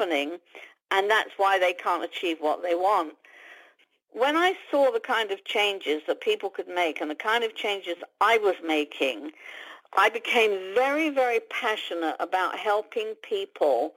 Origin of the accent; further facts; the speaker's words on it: London, United Kingdom; moved away as an adult; now in United States; I was born and brought up in London, UK. Didn't move to the States until I was 37.